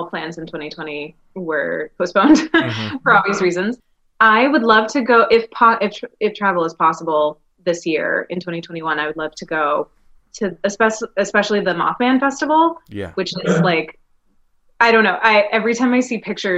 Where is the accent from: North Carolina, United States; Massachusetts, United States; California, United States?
North Carolina, United States; Greensboro; I grew up in Greensboro, North Carolina